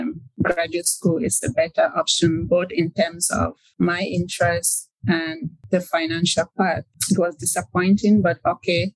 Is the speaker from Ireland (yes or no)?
no; Cameroon; moved away as an adult; now in United States; I grew up in Cameroon